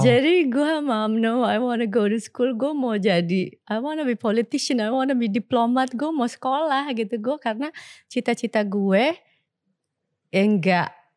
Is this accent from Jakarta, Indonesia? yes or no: yes; Jakarta, Indonesia; gue ini lahir besar di Batu Ceper Kota